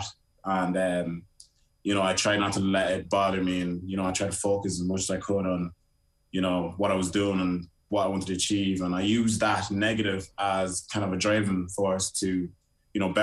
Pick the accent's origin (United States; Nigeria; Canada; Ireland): Ireland; also born or lived in Liberia; I grew up in Ireland